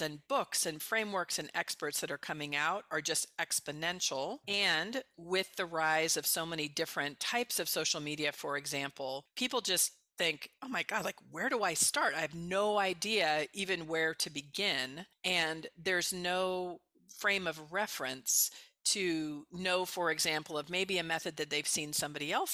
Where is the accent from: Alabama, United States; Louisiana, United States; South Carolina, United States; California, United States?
California, United States; Bay Area; also born or lived in Mexico / Colombia; I'm from the Bay Area originally.